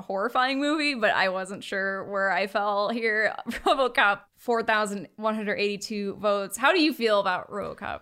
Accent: United States; that's where we're from

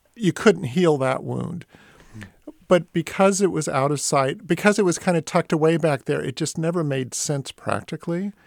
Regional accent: East Bay, San Francisco Bay Area, California, United States; growing up in the Bay Area, the ferry building made less of an impression on me growing up in the East Bay

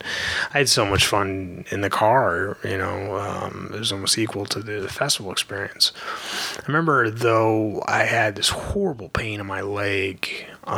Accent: Virginia, United States; I'm from Virginia. I live in Richmond.

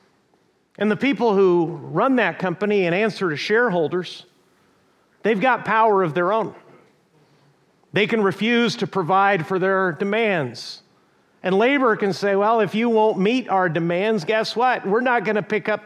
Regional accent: Mexico; now in Huntington Beach, United States; growing up in Mexico

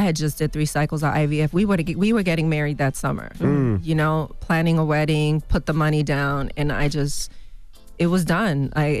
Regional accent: Bronx, New York, United States; I grew up in the Bronx.

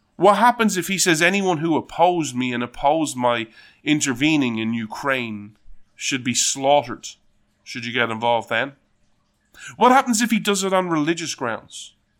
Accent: Ireland; being Irish

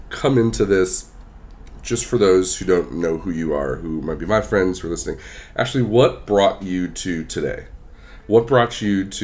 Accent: California, United States; moved away as an adult; also born or lived in Philadelphia; someone who's born and raised in Southern California, left to spend a good chunk in Philly, and then came back to California to really settle down

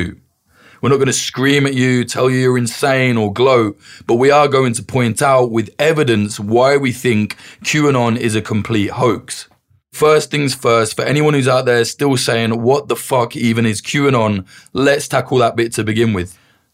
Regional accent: United Kingdom; You've probably noticed I'm British, and whilst I am not a particular fan of any politician or government, I don't really have a dog in this race.

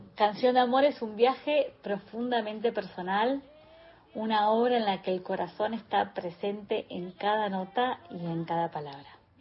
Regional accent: Buenos Aires, Argentina; also born or lived in Ayacucho, Buenos Aires Province; Nací en Ayacucho, provincia de Buenos Aires, donde viví mis primeros años rodeada de la naturaleza

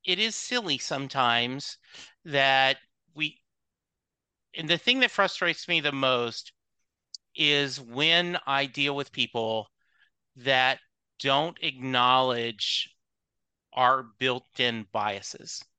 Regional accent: the South, United States; I was raised in the South

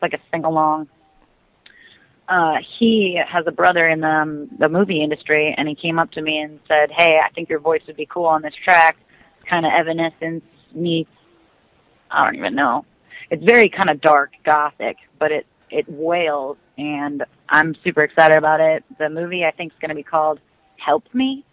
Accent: Twin Lakes, Wisconsin, United States; moved away as an adult; now in Nashville, United States; My hometown is Twin Lakes, Wisconsin.

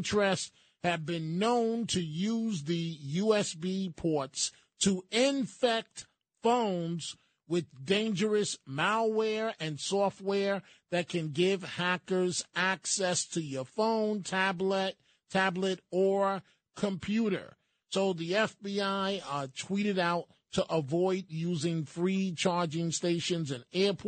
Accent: New York City, New York, United States; growing up in the Bronx

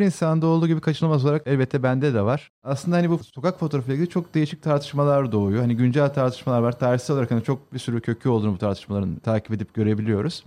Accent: Istanbul, Turkey; Şehirin içinde doğup büyüdük. Ben yani İstanbullu birisiyim.

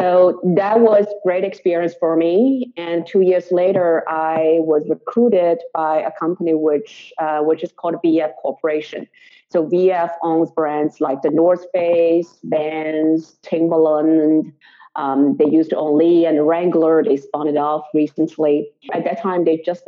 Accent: Shanghai, China; moved away as an adult; now in New York, United States; I'm native Chinese from Shanghai

